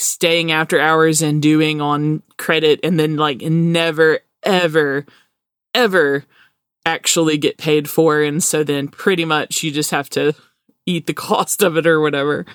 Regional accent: Alabama, United States; our accent

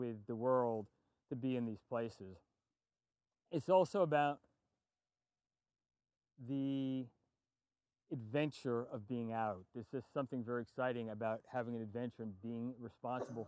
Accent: New York City, New York, United States; moved away; I'm from New York City originally, and just across the border on Long Island

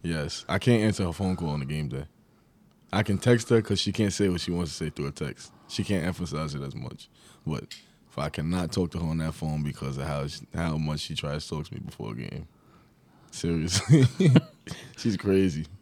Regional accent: Long Island, New York, United States; moved away; I was from Long Island.

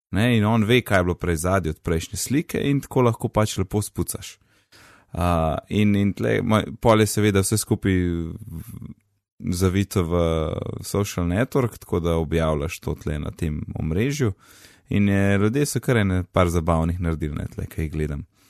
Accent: Kranjska Gora, Upper Carniola, Slovenia; also born or lived in Gozd Martuljek; now in Ljubljana, Slovenia; jaz sem iz Kranske gore

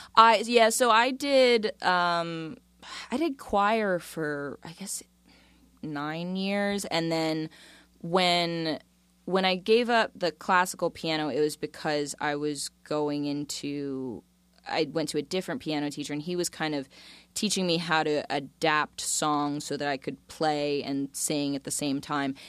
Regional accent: Florida, United States; also born or lived in Tortola, British Virgin Islands; Florida raised, not Florida born.

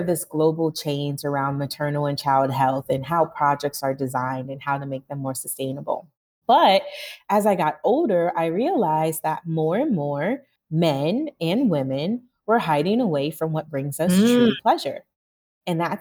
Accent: Northeast Ohio, United States; now in Accra, Ghana; I am from Ohio, Northeast Ohio

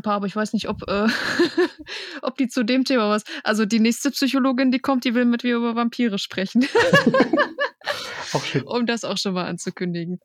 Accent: Bad Oeynhausen, North Rhine-Westphalia, Germany; ich komme aus Bad Oeynhausen.

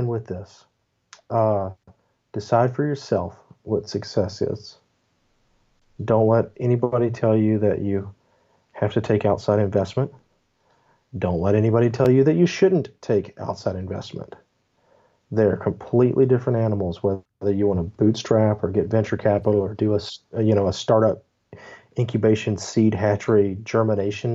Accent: Memphis, Tennessee, United States; also born or lived in Texas; I'm from Tennessee, Memphis, Tennessee specifically.

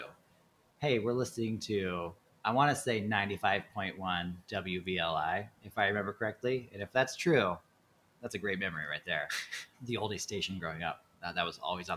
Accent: Chebanse, Illinois, United States; moved away; I'm from Chabance, a town just south of Kankakee. There's 1,200 people in it.

